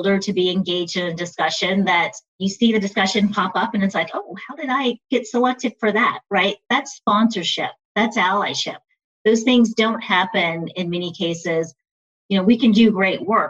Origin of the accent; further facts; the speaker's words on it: Texas, United States; growing up in Texas, Juneteenth happened here.